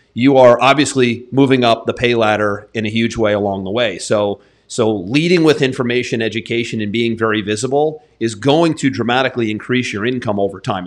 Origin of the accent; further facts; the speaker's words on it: New England, United States; now in Florida, United States; I grew up in New England